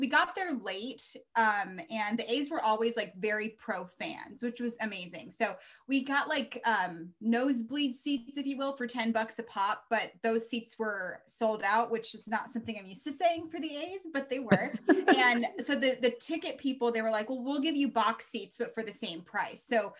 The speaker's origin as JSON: {"language": "English", "town": "Baltimore", "region": "Maryland", "country": "United States", "tie": "born there", "said": "the first MLB game that I remember when I was born in Baltimore. So I went to Orioles games when I was a baby."}